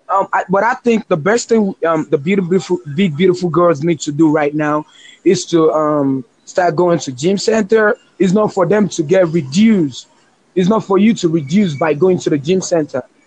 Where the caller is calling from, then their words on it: Lagos, Nigeria; I'm calling you from Nigeria, Lagos